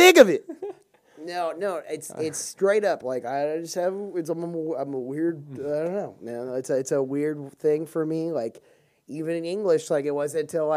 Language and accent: English; Houston, Texas, United States; accent: southern; I'm from Houston